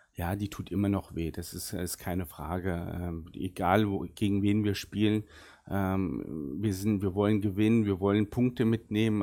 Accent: Bad Nauheim, Hesse, Germany; first language Arabic; German is a second language; also born or lived in Butzbach; Ich bin in Bad Nauheim geboren und äh, mit dem 16. Lebensjahr sind meine Eltern dann nach Butzbach gezogen und dann seitdem

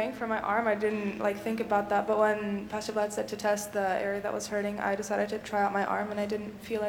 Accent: Walla Walla, Washington, United States; from Walla Walla.

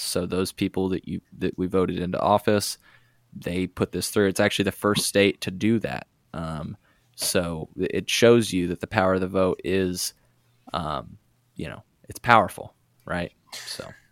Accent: Illinois, United States; we're from Illinois

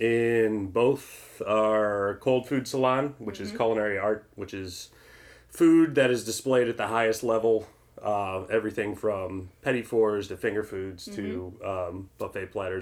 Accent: St. Louis, Missouri, United States; I'm the executive chef at Elaia and Olio. I'm originally from St. Louis, Missouri.

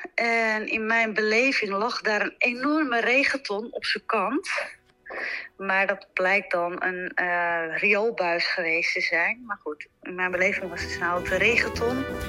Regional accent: Zaanstreek, North Holland, Netherlands; now in Amsterdam, Netherlands; ik kom uit de Zaanstreek, geboren en getogen.

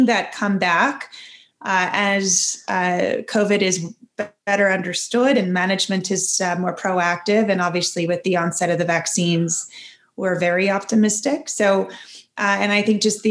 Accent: Washington, District of Columbia, United States; I grew up in Washington, D.C., inside the Beltway

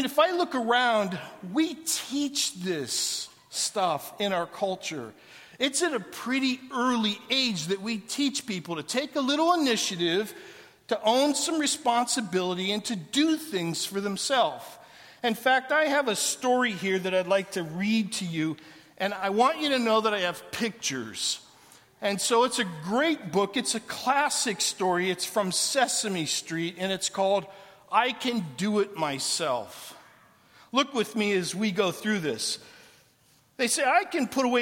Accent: Canton, Ohio, United States; moved away as an adult; also born or lived in Atlanta, Georgia / Los Angeles / Orlando, Florida / Portland, Oregon; When I was 18 years, I left Canton, Ohio to go to college in Atlanta, Georgia, and I was the first one in my family to leave home.

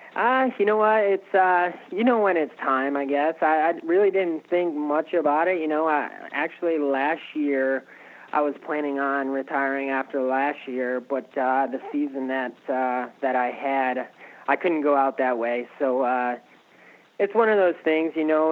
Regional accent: Connecticut, United States; moved away as an adult; now in Florida, United States; I was born in Connecticut and uh, moved to Florida roughly probably four years ago now.

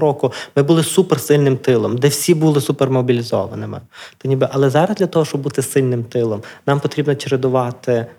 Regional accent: Drohobych, Lviv Oblast, Ukraine; я з Другобича

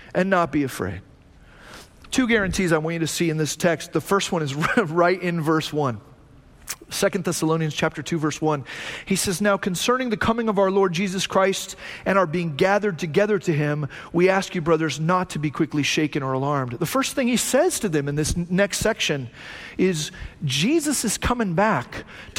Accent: Phoenix, Arizona, United States; moved away; also born or lived in Hume Lake, California; I grew up in Arizona, right? I grew up in Phoenix

